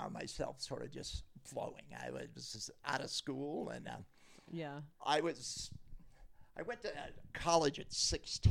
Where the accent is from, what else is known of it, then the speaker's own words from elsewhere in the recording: Midwest, United States; I was born in the Midwest